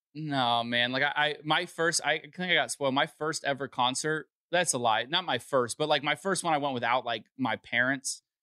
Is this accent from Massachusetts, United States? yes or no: no; Los Angeles, California, United States; I'm from Los Angeles